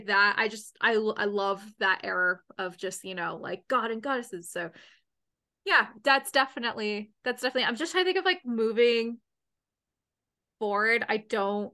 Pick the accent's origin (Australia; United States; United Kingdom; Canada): Canada; I'm Canadian. I'm 100%